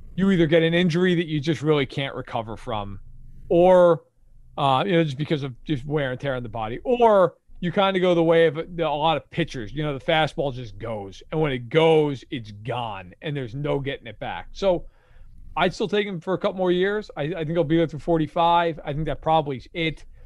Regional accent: New York, United States; being a New Yorker.

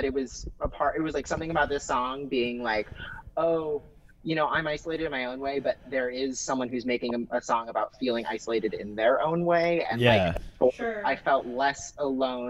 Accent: Oregon, United States; I'm from Oregon

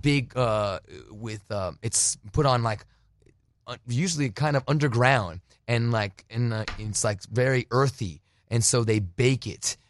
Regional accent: United States; also born or lived in Phoenix, Arizona / New Jersey; now in California, United States; I was born in Phoenix, but raised on the border

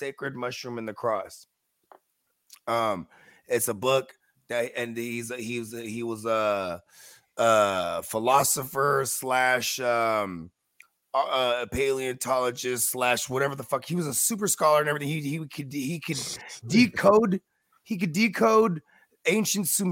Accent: San Francisco Bay Area, California, United States; I'm from the Bay Area.

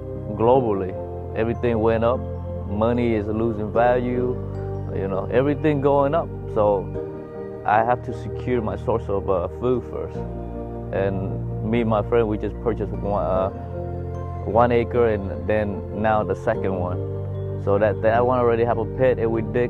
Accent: Vietnam; now in United States

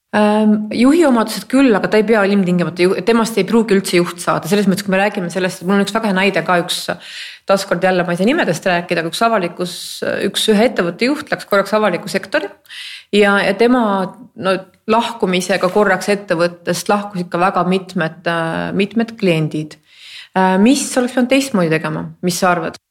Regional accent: Estonia; ma ju olen eestlane

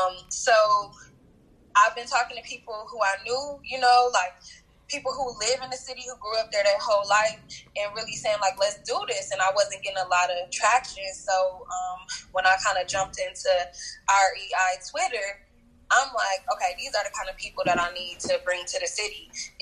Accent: Michigan, United States; Yeah, so I'm from Michigan. I live about 2 hours away from Detroit.

